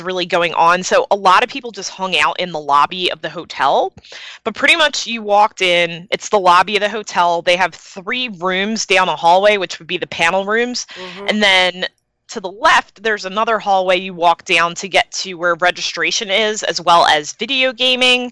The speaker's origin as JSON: {"language": "English", "town": "Philadelphia", "region": "Pennsylvania", "country": "United States", "said": "I came from Philly"}